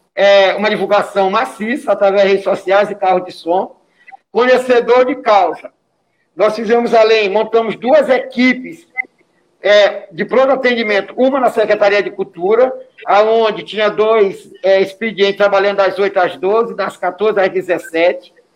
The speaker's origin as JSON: {"language": "Portuguese", "town": "Paço do Lumiar", "region": "Maranhão", "country": "Brazil", "tie": "born or raised there", "said": "Eu vim da zona rural, sou da comunidade da Pinova"}